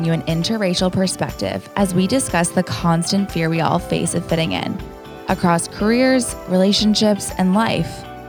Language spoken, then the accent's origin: English; Toronto, Ontario, Canada; moved away as an adult; now in Los Angeles, United States; one of your co-hosts originally from Toronto, Canada, who made the big move to LA back in 2018.